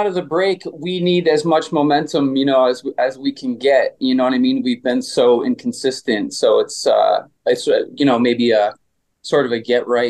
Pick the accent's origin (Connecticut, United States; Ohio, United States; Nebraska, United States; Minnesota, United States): Connecticut, United States; moved away as an adult; also born or lived in Allston, Massachusetts; now in Boston, United States; Yeah, so I grew up in Connecticut. I grew up right in between Bridgeport and New Haven, Connecticut, in the Valley.